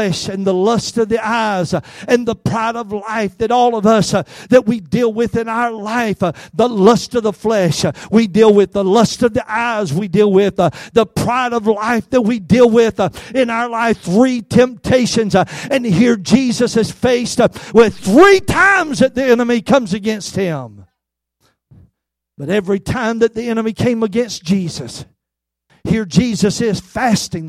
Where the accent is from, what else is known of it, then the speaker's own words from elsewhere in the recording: Albany, Georgia, United States; I worked at a grocery store in my hometown of Albany, Georgia